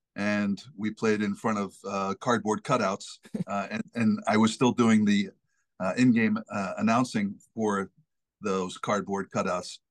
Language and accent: English; Massachusetts, United States; moved away as an adult; now in Rhode Island, United States; I grew up in Massachusetts